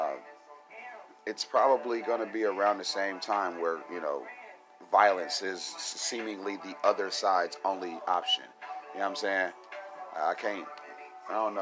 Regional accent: United States; I'm American

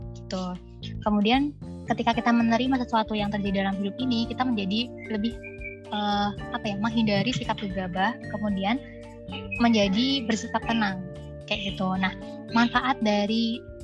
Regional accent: Java, Indonesia; aku dari Jawa

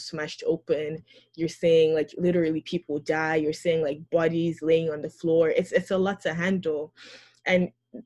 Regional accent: Nigeria; As a Christian, especially one from Nigeria

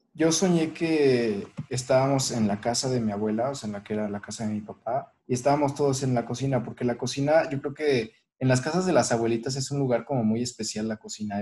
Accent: Mexico; siendo mexicanos

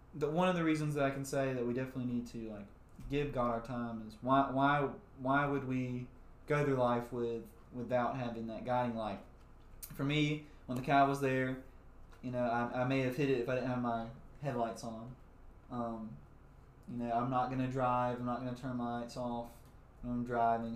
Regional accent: South Mississippi, United States; we are from South Mississippi

